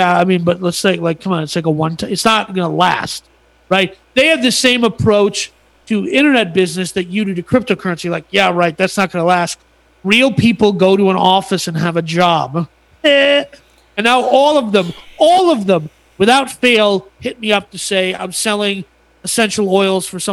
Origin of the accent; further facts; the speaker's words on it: United States; I'm an American